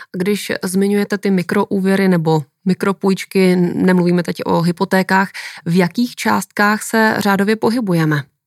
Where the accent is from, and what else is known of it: Czechia